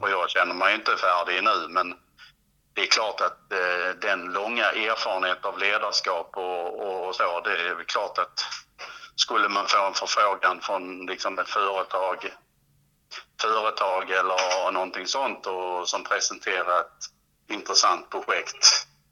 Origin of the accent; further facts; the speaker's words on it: Helsingborg area, northwestern Skåne, Sweden; also born or lived in Perstorp / Klippan; Helsingborg, där jag är född och uppvuxen